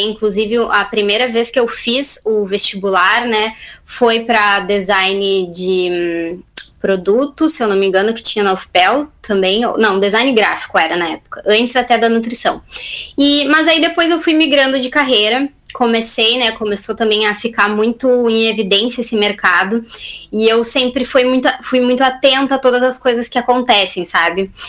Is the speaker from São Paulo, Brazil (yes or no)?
no; Camaquã, Rio Grande do Sul, Brazil; anteriormente, quando eu saí de Camacuã, como muitas pessoas que moram aí na cidade, né, eu fui inicialmente fazer faculdade de nutrição na Universidade Federal de Pelotas